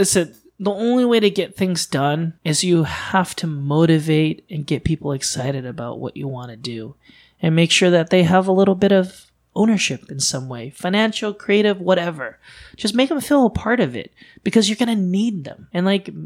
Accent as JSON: {"language": "English", "country": "United States", "tie": "born or raised there", "also_born_or_lived": "Thailand", "said": "My parents are Vietnamese refugees. They came to America, and I was born in Thailand along the way. So we grew up watching a lot of like American TV in the 80s and 90s."}